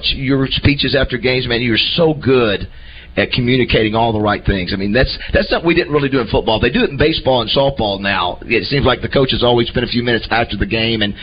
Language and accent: English; Panama City, Florida, United States; now in Arkansas, United States; I'm from Panama City, Florida